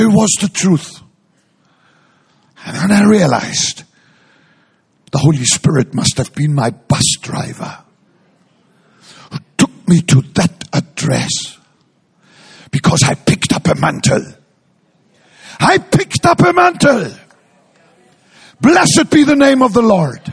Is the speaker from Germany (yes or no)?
yes; Hamburg, Germany; moved away; also born or lived in Frankfurt; I grew up in Hamburg and then I lived in Frankfurt